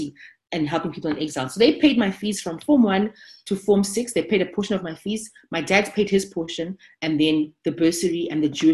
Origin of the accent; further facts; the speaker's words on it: Harare, Zimbabwe; moved away as an adult; now in South Africa; I was growing up in Harare